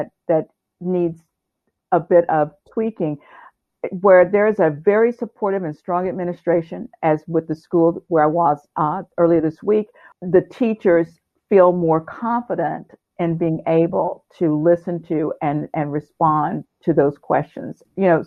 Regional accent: Houston, Texas, United States; also born or lived in Irving, Texas; my home state

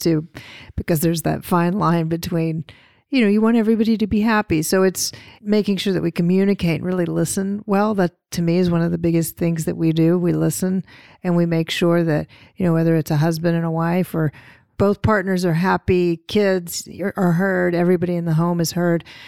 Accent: the South, United States; I'm from the South and we have rich histories there

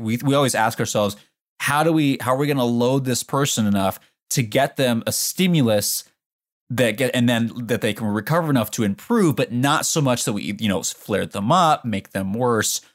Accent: Portland, Oregon, United States; moved away as an adult; I grew up in Portland, Oregon

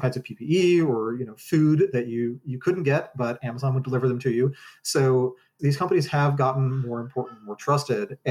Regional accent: United States; as an American

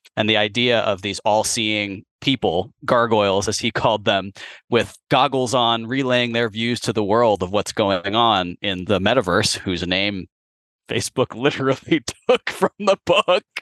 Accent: San Francisco, California, United States; as a child growing up in San Francisco

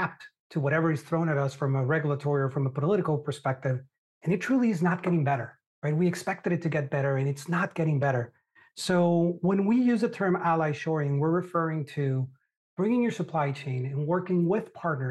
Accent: Monterrey, Nuevo León, Mexico; moved away as an adult; I'm truly bicultural because I was born and raised in Monterrey, Mexico. Monterrey is in the northern part of Mexico. It's an hour away from Texas, very industrial.

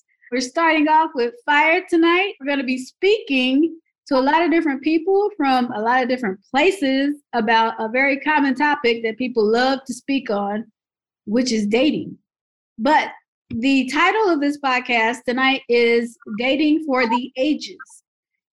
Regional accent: Dayton, Ohio, United States; born or raised there

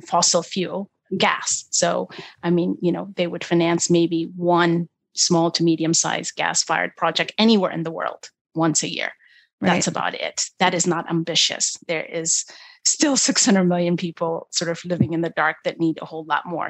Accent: Ethiopia; moved away; I was born in one of the poorest countries at the time when I was born in Ethiopia

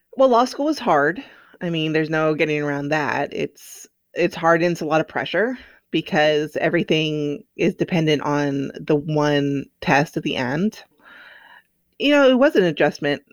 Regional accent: Silver Spring, Maryland, United States; I grew up outside of Washington, D C, in Silver Spring, Maryland.

